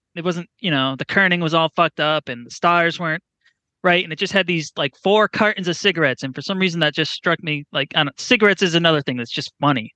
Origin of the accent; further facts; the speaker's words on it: New Hampshire, Massachusetts area, New England, United States; I'm from New Hampshire, Massachusetts area